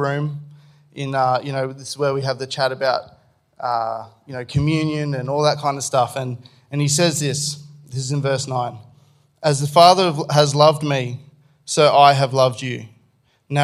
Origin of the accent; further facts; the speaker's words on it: Australia; as an Australian